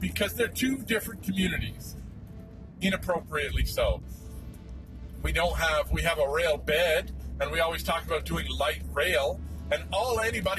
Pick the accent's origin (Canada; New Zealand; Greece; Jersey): Canada; Toronto, Ontario; now in Victoria, Canada; I grew up in Toronto